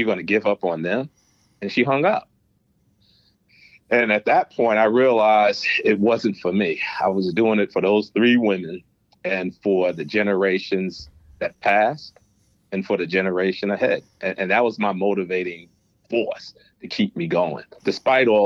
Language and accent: English; New York City, New York, United States; accent: New York; also born or lived in Manhattan, New York; I grew up in Brooklyn, New York, pre-gentrified Crown Heights, predominantly a poor area.